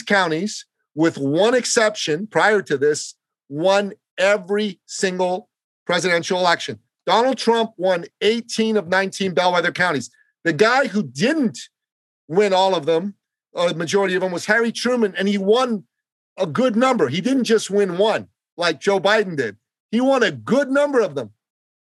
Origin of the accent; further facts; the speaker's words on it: Iran; also born or lived in Canada; now in United States; I'm from Iran